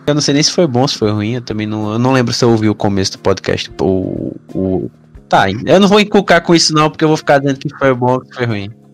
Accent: Northeast Region, Brazil; eu sou do Nordeste, aí eu falo K-pop.

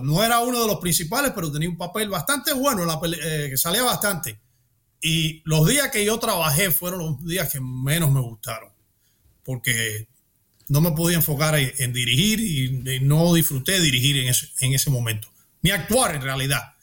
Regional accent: Miami, Florida, United States; yo había creciendo en Miami

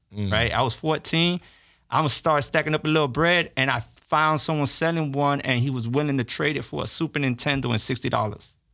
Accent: Miami, Florida, United States; also born or lived in Orlando; I was born in Miami, but I grew up in prison, mm. and then got to go to school in Orlando.

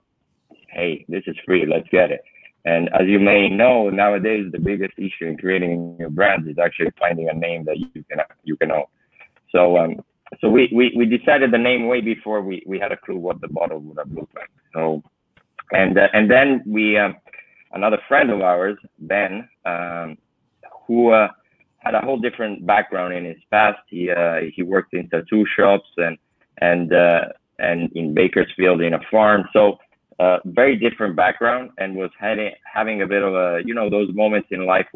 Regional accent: Italy; moved away as an adult; now in Eugene, United States; I was born and raised in Italy, moved to the U.S. 15 years ago

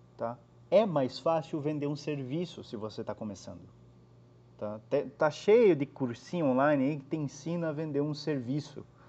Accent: Brazil; moved away as an adult; also born or lived in Curitiba; em Curitiba fica mais ou menos umas duas horas da cidade onde eu nasci

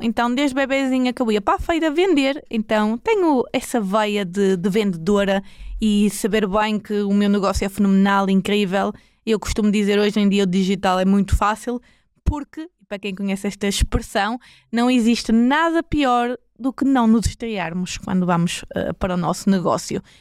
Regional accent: Maia, Norte, Portugal; accent: northern; sou da zona do Porto, uh, mais propriamente da Maia, para quem não tenha notado aqui é o meu norte, sotaque

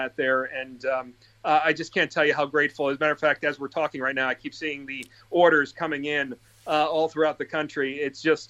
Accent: New York, United States; I grew up in New York

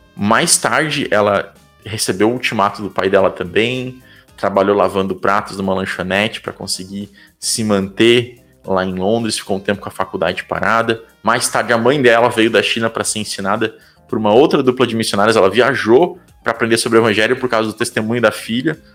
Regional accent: Brazil; also born or lived in United Kingdom; como brasileiro

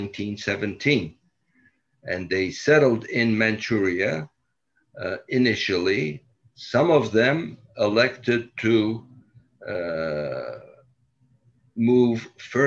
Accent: Ankara, Turkey; moved away as an adult; also born or lived in China / New York City; now in New York, United States; I grew up in Ankara. Upon graduating from high school there, came to New York

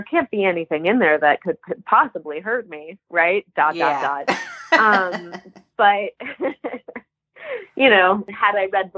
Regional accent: Boca Raton, Florida, United States; I'm from Boca Raton, Florida, which is a very image conscious place

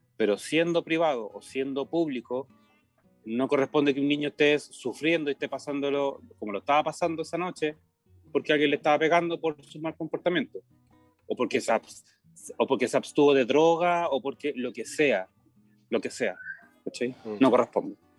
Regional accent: Chile; como ciudadano chileno

